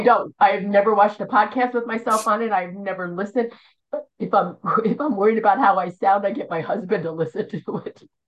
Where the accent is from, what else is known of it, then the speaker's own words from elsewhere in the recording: outside Philadelphia, Pennsylvania, United States; moved away; I'm from Philly, well outside Philly